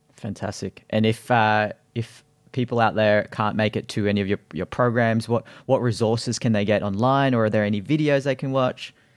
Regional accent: Australia; as an Aussie kid growing up, uh, we had swimming school

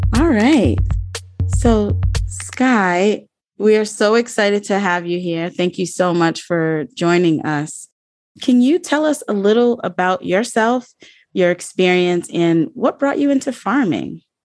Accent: Rhode Island, United States; I'm from Rhode Island

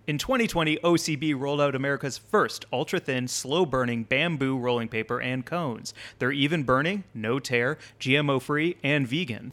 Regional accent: Missouri, United States; my home state of Missouri

